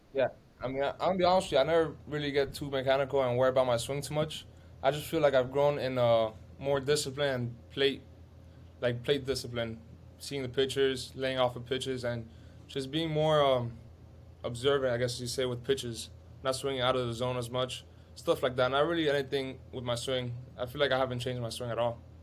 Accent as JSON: {"language": "English", "town": "Miami", "region": "Florida", "country": "United States", "tie": "born or raised there", "said": "I was born here in Miami. Me and my, I have a younger sister. We were both born here, but everybody else is obviously Cuban"}